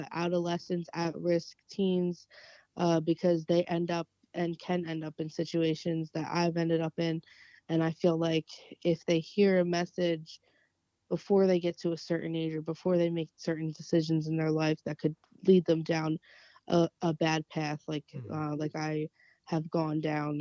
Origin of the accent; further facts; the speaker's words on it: New Jersey, United States; growing up in South Jersey, very, very close to Camden